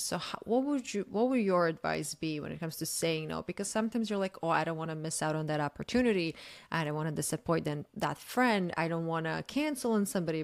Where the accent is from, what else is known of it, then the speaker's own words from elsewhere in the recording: Croatia; I'm from Croatia